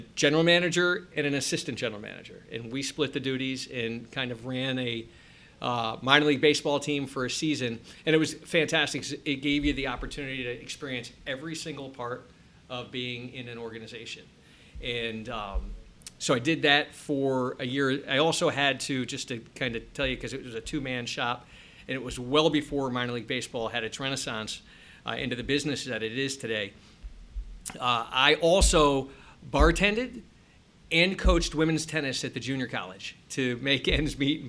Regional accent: Milford, Connecticut, United States; moved away as an adult; now in Columbus, United States; I grew up in Milford, Connecticut

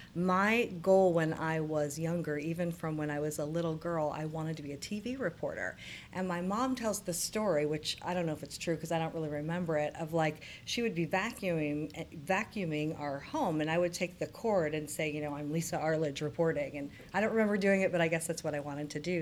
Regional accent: Circleville, Ohio, United States; I grew up in central Ohio. So my hometown is Circleville, which is just south of Columbus

